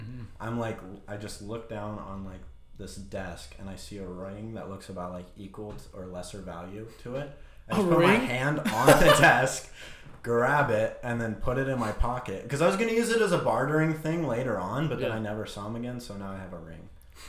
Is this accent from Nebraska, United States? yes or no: yes; Holdrege, Nebraska, United States; Honestly, it wasn't that bad. It was just kind of like chaos, because like you get into those small towns and you get a lot of different like characters.